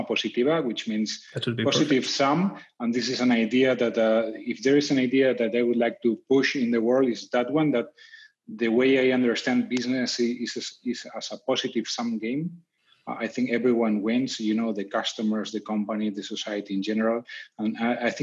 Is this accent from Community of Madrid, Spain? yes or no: yes; Madrid, Community of Madrid, Spain; I am from Madrid, Spain